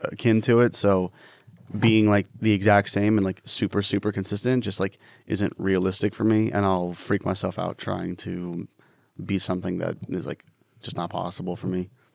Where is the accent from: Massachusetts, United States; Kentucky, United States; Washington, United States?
Washington, United States; I'm from Washington State and people think I'm from California